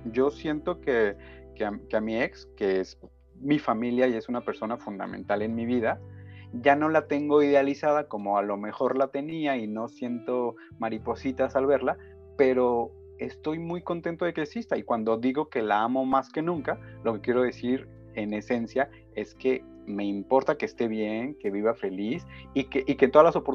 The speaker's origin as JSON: {"language": "Spanish", "region": "Michoacán", "country": "Mexico", "said": "No, somos michoacanos, afortunadamente."}